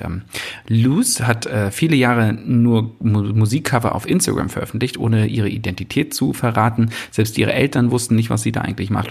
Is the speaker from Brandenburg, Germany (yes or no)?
yes; Brandenburg, Germany; als Brandenburger